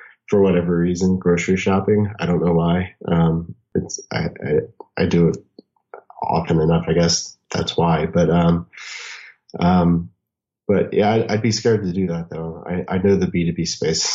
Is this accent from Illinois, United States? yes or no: no; New Orleans, Louisiana, United States; now in Arizona, United States; I'm originally from New Orleans